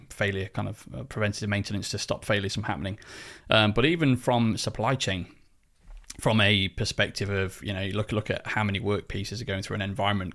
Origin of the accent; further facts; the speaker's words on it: United Kingdom; I'm British